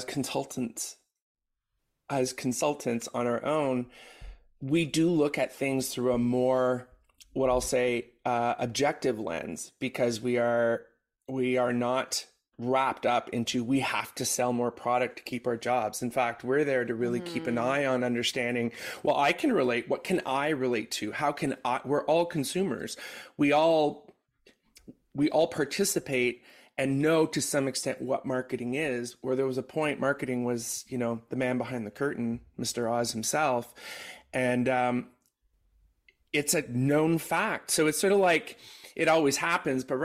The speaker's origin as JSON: {"language": "English", "country": "Canada", "said": "as a Canadian"}